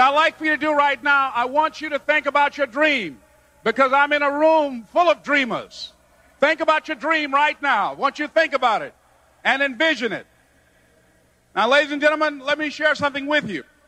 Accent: Miami, Florida, United States; born or raised there

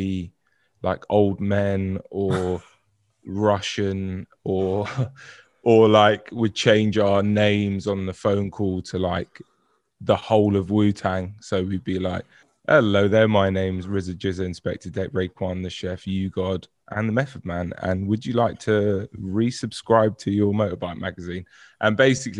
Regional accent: Brentford, London, United Kingdom; I'm from Brentford

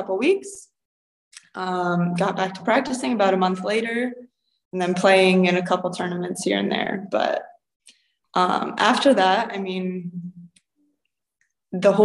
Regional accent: Akron, Ohio, United States; moved away as an adult; now in Cyprus; I'm from Akron area

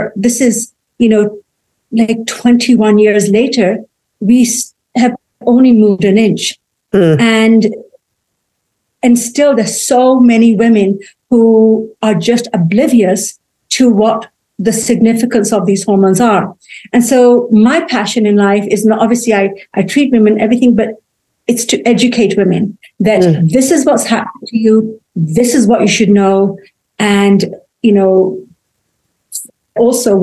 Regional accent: England, United Kingdom; moved away as an adult; now in United States; Well, I grew up in England. I was born there.

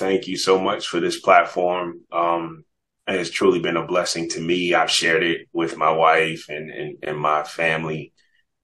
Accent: New York, United States; moved away as an adult; now in Atlanta, United States; I actually lived here in Atlanta longer than I grew up in New York

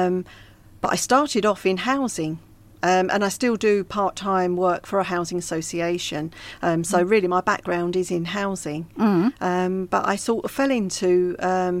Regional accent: Surrey, South East England, United Kingdom; moved away as an adult; now in Walderslade, United Kingdom; I was born in Surrey.

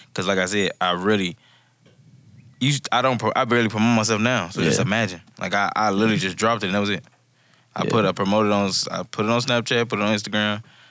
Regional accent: Chicago, Illinois, United States; moved away as an adult; also born or lived in Minnesota; I'm from Chicago, Illinois. I was born in Minnesota, though, but I moved to Chicago real young. Was in Chicago up until my adult age, about 19, 18.

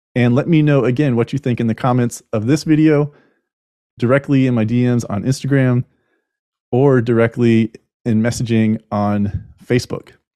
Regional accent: United States; as an American

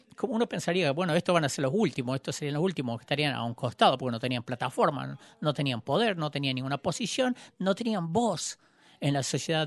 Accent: Joplin, Missouri, United States; había venido a Joplin, en mi ciudad

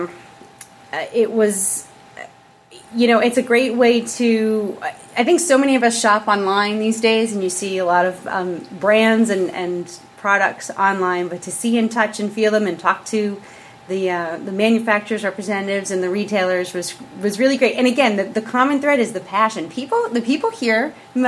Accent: New York, United States; also born or lived in Boston; I'm a New Yorker

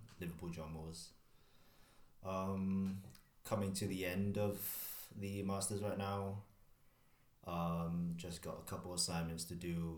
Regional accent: Hong Kong; moved away as an adult; also born or lived in Leeds, United Kingdom; now in United Kingdom; born and raised in Hong Kong.

